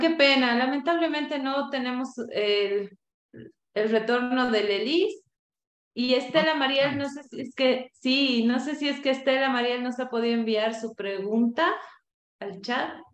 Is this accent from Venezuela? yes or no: no; Cochabamba, Bolivia; como buenos cochabambinos, ingeniero